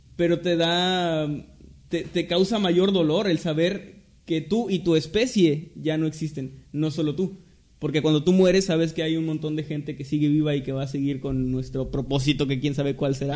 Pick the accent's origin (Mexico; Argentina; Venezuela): Mexico; somos mexicanos